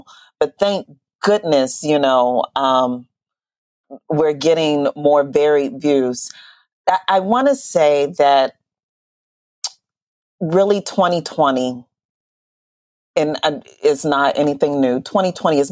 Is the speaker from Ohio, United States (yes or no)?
yes; Youngstown, Ohio, United States; moved away; I'm from Youngstown, Ohio, very insulated, very stuck